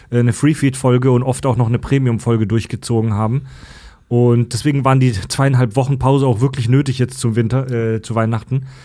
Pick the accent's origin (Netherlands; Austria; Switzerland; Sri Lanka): Netherlands; Immer, ich immer, bin Holländer.